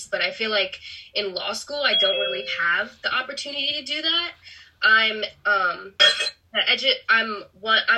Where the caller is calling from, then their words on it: Harrisburg, Pennsylvania, United States; I'm zooming in from Harrisburg, Pennsylvania.